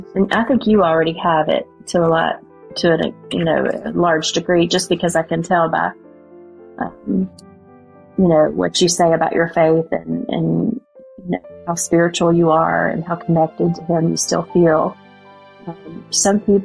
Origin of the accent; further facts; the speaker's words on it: West Virginia, United States; accent: West Virginia; my West Virginia accent